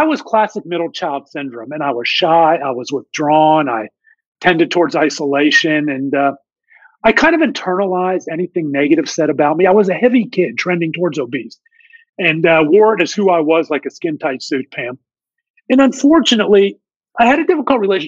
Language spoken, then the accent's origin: English; Pittsburgh, Pennsylvania, United States; I grew up in Pittsburgh, PA, born and raised